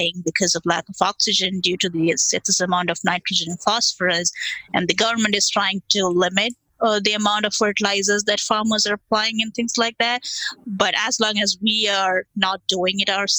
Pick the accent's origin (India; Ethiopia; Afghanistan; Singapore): India; now in United States; I come from India where, you know, we have all small scale farmers.